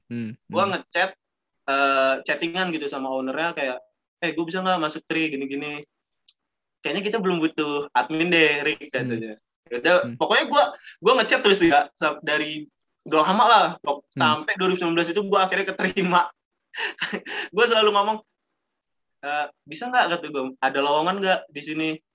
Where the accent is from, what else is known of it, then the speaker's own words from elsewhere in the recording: Lampung, Indonesia; Gue sendiri dari Lampung